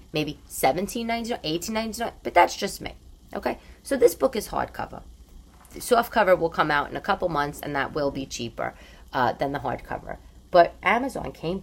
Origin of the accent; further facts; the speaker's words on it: New York, United States; growing up in New York